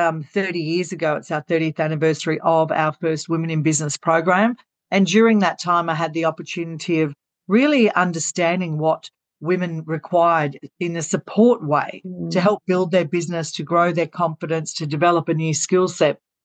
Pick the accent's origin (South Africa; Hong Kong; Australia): Australia; Gold Coast, Queensland; I was born in Southport Hospital.